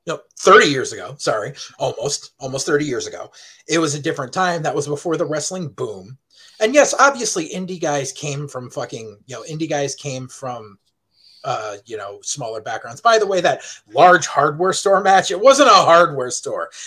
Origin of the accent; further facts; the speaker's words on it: Southington, Connecticut, United States; I grew up in Southington High